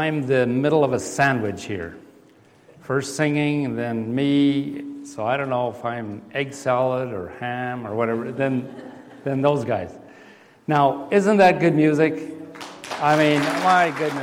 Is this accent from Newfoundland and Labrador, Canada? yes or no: no; Steinbach, Manitoba, Canada; moved away; we grew up in Steinbeck